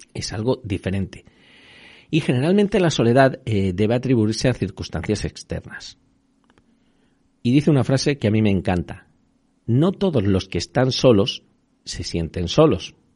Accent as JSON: {"language": "Spanish", "region": "Extremadura", "country": "Spain", "moved": "yes", "lives_now": "Madrid, Spain", "said": "de allí de mi tierra"}